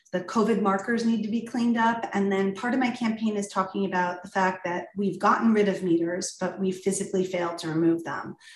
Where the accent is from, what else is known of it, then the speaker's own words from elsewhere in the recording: Ridgewood, New Jersey, United States; moved away as an adult; I was born in Ridgewood, raised in Ridgewood, uh, and moved back here to raise my own family